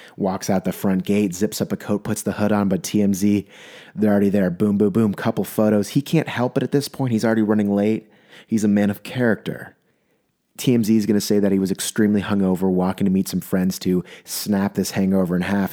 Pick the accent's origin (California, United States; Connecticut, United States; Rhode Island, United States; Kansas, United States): California, United States; San Diego; I'm from San Diego, um, and the ocean's there